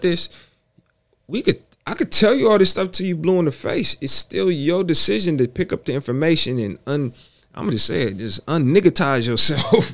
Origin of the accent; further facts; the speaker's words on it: Bay Area, California, United States; growing up in the Bay Area